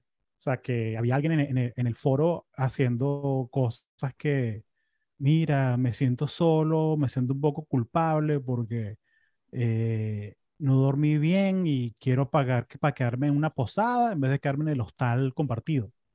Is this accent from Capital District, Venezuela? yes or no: yes; Caracas, Capital District, Venezuela; moved away as an adult; now in United States; yo me acuerdo cuando era chamo en Caracas